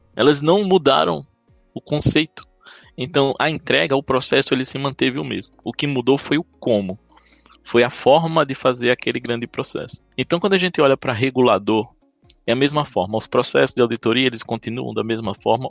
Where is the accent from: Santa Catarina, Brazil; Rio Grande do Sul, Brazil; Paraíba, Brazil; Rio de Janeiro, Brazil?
Paraíba, Brazil; accent: Paraíba; Eu sou paraibano, então tenho esse sotaque aqui